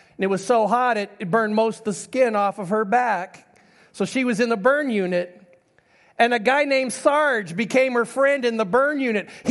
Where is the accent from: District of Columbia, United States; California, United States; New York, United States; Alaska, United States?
Alaska, United States; I'm from Alaska.